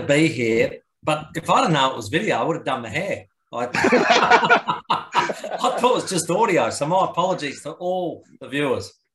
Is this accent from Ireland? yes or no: no; Adelaide, South Australia, Australia; we're from Mansfield Park